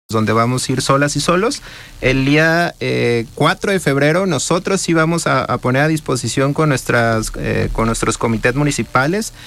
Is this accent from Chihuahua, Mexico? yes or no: no; Guadalajara, Jalisco, Mexico; Yo soy del barrio de Santa Tere